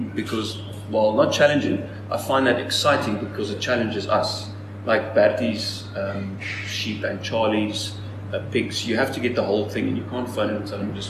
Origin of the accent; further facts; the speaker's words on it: Strand, Western Cape, South Africa; Yes, school there, and then ICA was just over the hill in Stellenbosch.